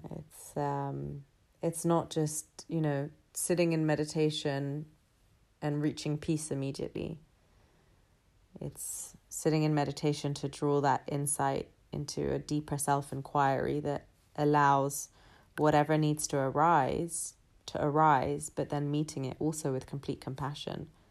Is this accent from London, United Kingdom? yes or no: yes; London, United Kingdom; I was born and raised in London. I've been here all thirty-three years of my life